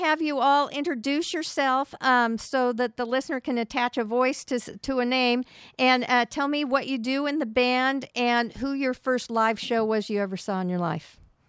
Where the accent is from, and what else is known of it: Bay Area, California, United States